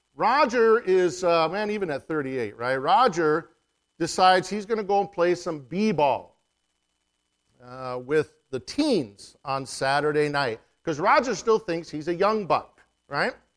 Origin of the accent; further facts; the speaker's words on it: Yakama Nation, Washington, United States; we're from the Yakima Nation